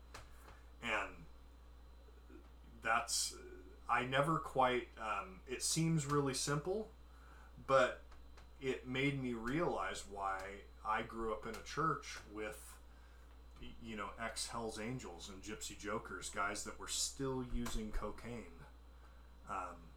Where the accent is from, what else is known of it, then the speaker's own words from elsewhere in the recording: Portland, Oregon, United States; also born or lived in Canby, Oregon; I grew up in Portland, Oregon, along the I-5 corridor